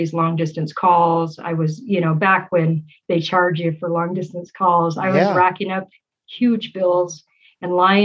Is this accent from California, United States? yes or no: no; Utah, United States; also born or lived in Texas / Frankfurt, Germany / Layton, Utah; we moved back to the States, to Utah, actually, in 84. And we've kind of been here ever since.